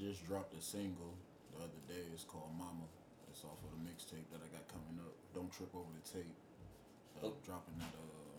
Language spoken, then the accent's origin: English; Youngstown, Ohio, United States; I'm from Youngstown, Ohio, born and raised. You know what I'm saying? I'm 24.